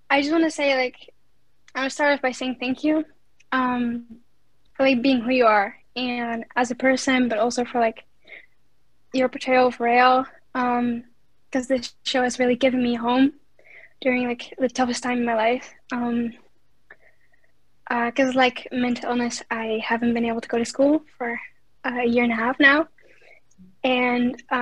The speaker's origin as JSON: {"language": "English", "country": "Netherlands", "said": "Um, I'm from Netherlands."}